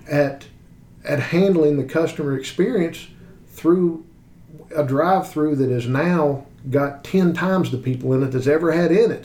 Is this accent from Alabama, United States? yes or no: no; West Virginia, United States; I come from a, a, small town in West Virginia. You know, I grew up in West Virginia